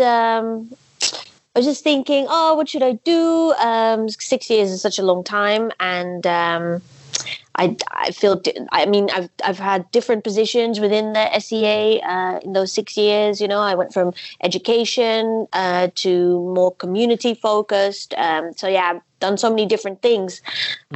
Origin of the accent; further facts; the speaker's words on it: Netherlands; I'm from the Netherlands. I uh, currently live in Amsterdam